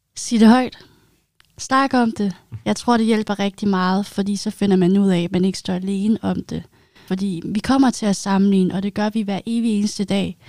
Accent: Zealand, Denmark; moved away as an adult; now in Odense, Denmark; Jeg kommer oprindeligt fra Sjælland

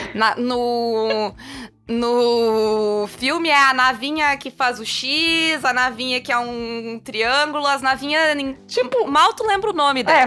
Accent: Brazil

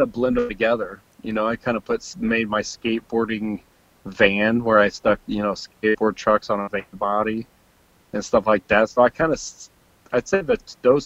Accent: Illinois, United States; I just skated in Illinois

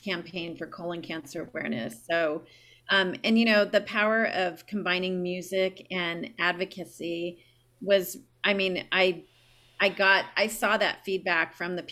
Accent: San Diego, California, United States; I grew up in San Diego. I still live here.

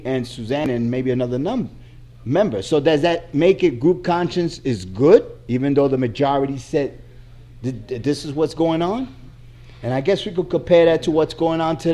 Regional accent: New York, United States; I'm from New York.

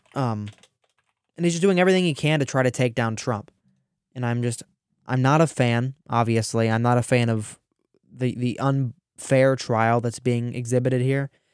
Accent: Ohio, United States; I'm from Ohio

